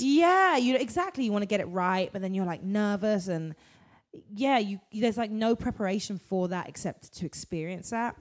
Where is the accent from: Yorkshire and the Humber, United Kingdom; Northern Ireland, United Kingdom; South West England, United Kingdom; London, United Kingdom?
London, United Kingdom; moved away as an adult; now in United States; I'm from London. My family are from the Caribbean, um, yeah. but I am originally. I was born in London.